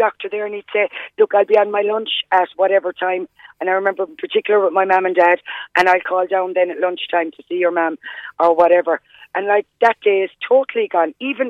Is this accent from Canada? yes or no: no; Youghal, Ireland; I grew up in Yall